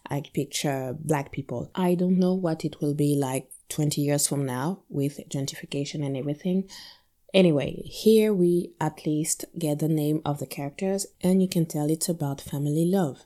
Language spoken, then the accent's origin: English; Guadeloupe; my experience growing up in Guadalupe